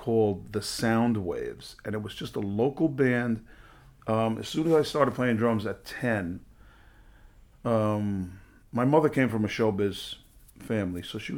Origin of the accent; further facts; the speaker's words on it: New York City, New York, United States; I was raised up in the Bronx